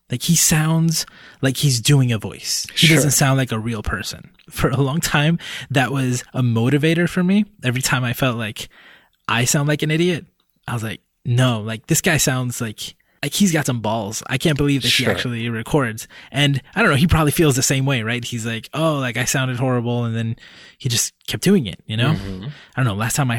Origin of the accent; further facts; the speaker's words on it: Puerto Rico; born there; does it matter to someone that I'm Hispanic, that I was born in Puerto Rico?